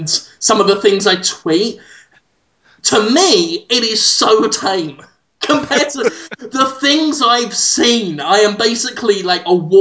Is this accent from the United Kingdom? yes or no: yes; United Kingdom; I'm British